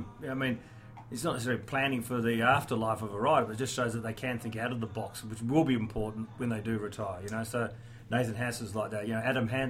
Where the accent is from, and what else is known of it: New South Wales, Australia; born or raised there; also born or lived in England